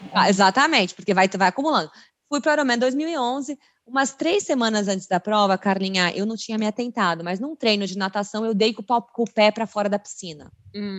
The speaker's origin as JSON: {"language": "Portuguese", "country": "Brazil", "said": "Fui a primeira brasileira da prova"}